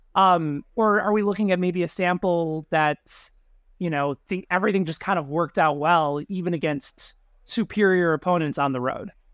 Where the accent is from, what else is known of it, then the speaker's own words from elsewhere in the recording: Chicago, Illinois, United States; growing up in Chicago in the nineties